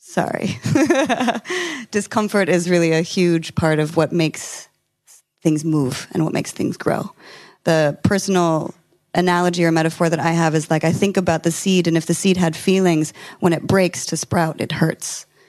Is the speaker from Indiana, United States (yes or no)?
no; California, United States; I'm from California